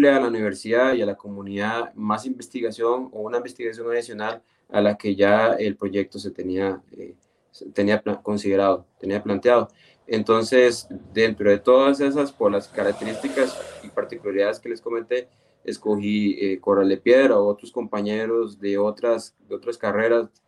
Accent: Nicoya, Guanacaste, Costa Rica; soy de, de Nicoya, no soy de Guanacaste, pero la verdad es que tengo una gran satisfacción y un, un gran cariño por el, por el pueblo guanacasteco

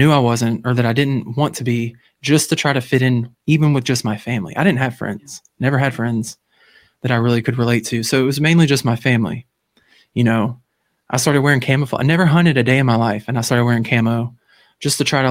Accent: Louisiana, United States; I'm from Louisiana. For anybody that doesn't know, I live in Louisiana

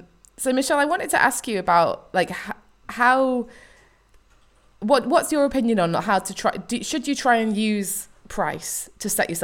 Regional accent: United Kingdom; because I'm British and we don't like talking about money

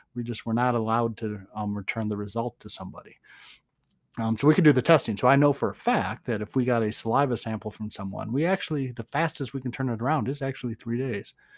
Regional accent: Boston, Massachusetts, United States; now in Nevada, United States; I'm from Boston

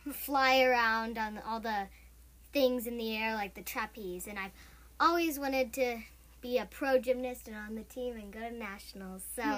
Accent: Missouri, United States; I am also from Missouri.

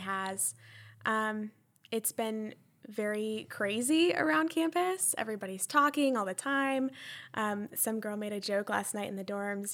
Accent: Columbia, South Carolina, United States; I am from Columbia, And I graduated from a big public high school

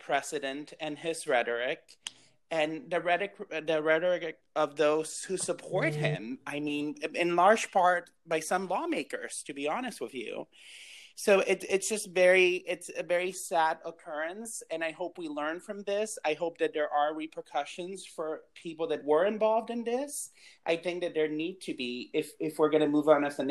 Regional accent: Cuba; now in United States; I'm an immigrant and I'm from Cuba.

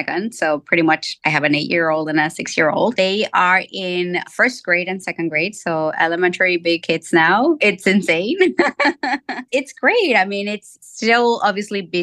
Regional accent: Mexico City, Mexico; now in Virginia, United States; I'm born and raised in Mexico City

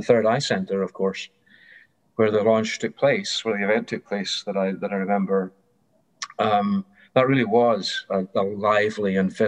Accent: Airdrie, Scotland, United Kingdom; born there; also born or lived in Kent / Glasgow; And I was born in Airdrie, Lanarkshire, darkest post-industrial Lanarkshire, so that atmosphere was not unfamiliar to me. But I had been to school in Kent

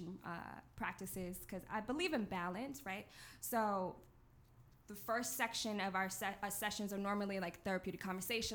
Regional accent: Long Island, New York, United States; I'm from Long Island.

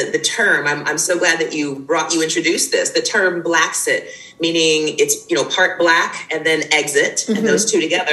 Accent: United States; moved away as an adult; now in Jamaica; a Black woman who was born and raised in the States, who spent the majority of my life there

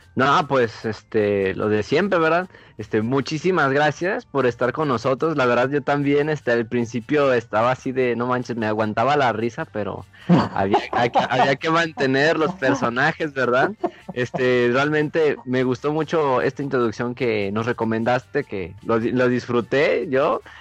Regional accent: Mexico; como buenos mexicanos

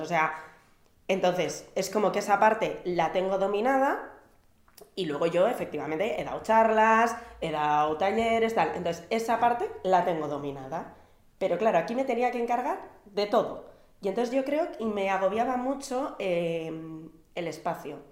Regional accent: Basque Country, Spain; como buena vasca

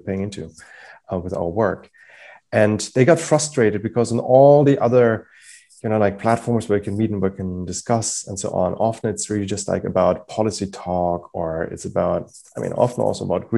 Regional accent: Germany; moved away; I'm originally from Germany

